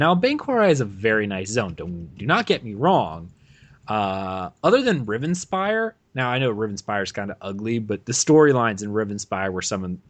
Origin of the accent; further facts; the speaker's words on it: Pennsylvania, United States; I'm from like rural Pennsylvania, and it just kind of feels weird.